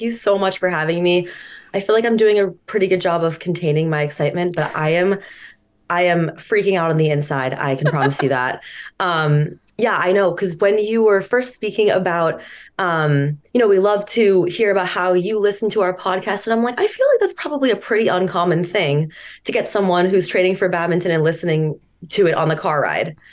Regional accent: Marblehead, Massachusetts, United States; I'm from Marblehead

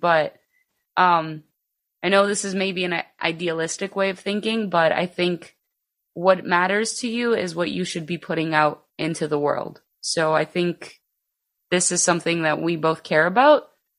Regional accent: Chicago, Illinois, United States; also born or lived in Greece; So I'm actually the only one that's from here, born and raised here. I did leave, at the age of 10, I actually moved to Greece. And then I came back. So I'm actually like a Greek American. So I was born in the east side of Chicago.

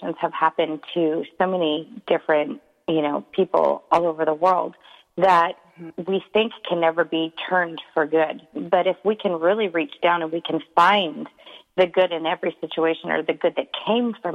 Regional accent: East Coast, United States; I was born on the East Coast

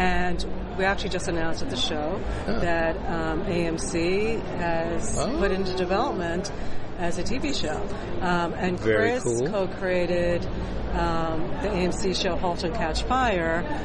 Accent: New York, United States; an ethnocentric New Yorker

